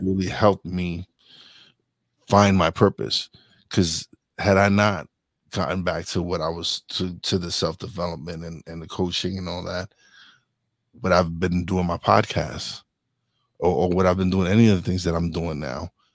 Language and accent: English; Brooklyn, New York, United States; I was born in Brooklyn, raised in Brooklyn